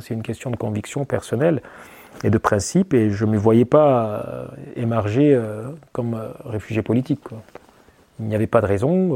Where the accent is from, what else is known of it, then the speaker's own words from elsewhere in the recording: eastern Chad, Ouaddaï, Chad; moved away as an adult; now in France; à l'est du Tchad, hein, ma région d'origine, hein, celle du Wadai